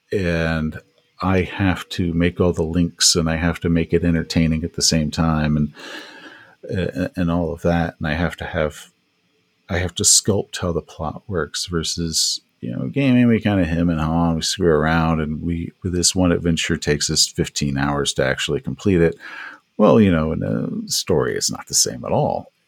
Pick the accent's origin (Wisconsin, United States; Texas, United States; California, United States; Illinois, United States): Texas, United States; East; I grew up in East Texas